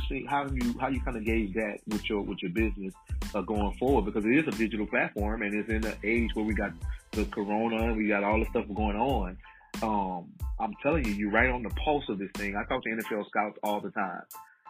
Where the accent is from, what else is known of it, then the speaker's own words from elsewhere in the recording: Baton Rouge, Louisiana, United States; We're from Baton Rouge, yes.